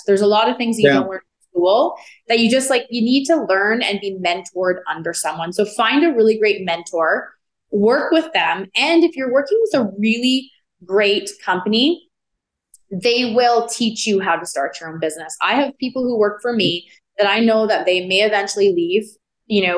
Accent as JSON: {"language": "English", "town": "Edmonton", "region": "Alberta", "country": "Canada", "tie": "born or raised there", "moved": "yes", "lives_now": "Calgary, Canada", "said": "I'm originally born and raised in Edmonton, but I've been in Calgary now just as long as I was in Edmonton."}